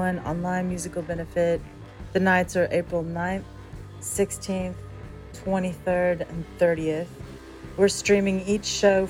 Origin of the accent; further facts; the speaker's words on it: Houston, Texas, United States; moved away; also born or lived in New York; I grew up with hurricanes, like every season. We lived right on the bayou in Houston